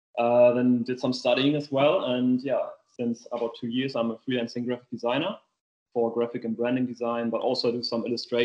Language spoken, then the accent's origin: English; Germany; accent: German; English is a second language; moved away as an adult; now in Australia; I'm grown up in Germany. So I just came to Australia 1 year ago.